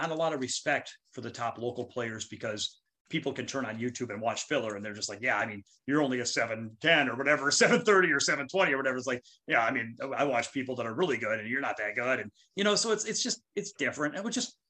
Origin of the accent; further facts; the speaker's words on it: Minnesota, United States; my home state